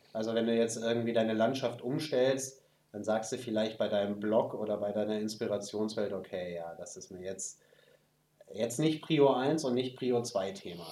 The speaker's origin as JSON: {"language": "German", "country": "Germany", "said": "bei uns in Deutschland"}